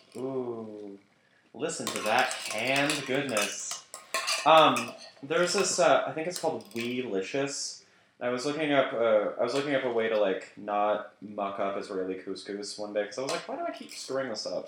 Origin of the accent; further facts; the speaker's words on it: United Kingdom; I'm British